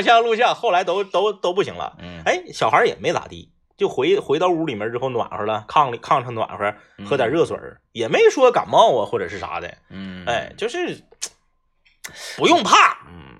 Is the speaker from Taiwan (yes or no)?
no; Fushun, Liaoning, China; 我老家在这个